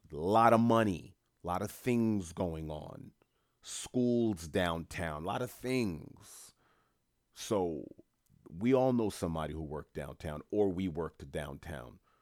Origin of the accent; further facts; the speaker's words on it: New York City, New York, United States; I'm first generation Haitian American. Born and raised in New York City